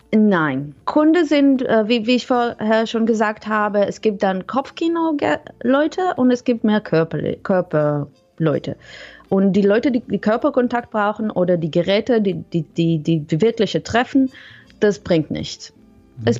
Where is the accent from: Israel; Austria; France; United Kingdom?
Israel; German is a second language; moved away; also born or lived in Netherlands; Ursprünglich komme ich aus Israel, mhm. aber ich habe ganz lange in den Niederlanden gewohnt.